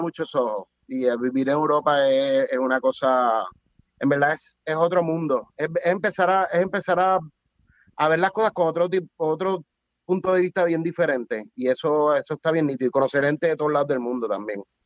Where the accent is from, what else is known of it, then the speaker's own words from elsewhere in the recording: Puerto Rico; also born or lived in Spain; yo nací en Puerto Rico